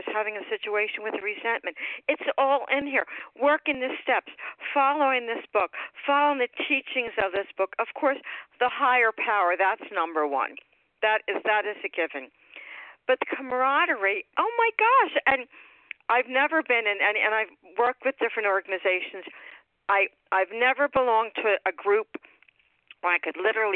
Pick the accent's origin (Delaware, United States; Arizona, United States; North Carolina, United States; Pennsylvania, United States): Pennsylvania, United States; Upper Darby; I'm from Upper Darby. It was outside Philadelphia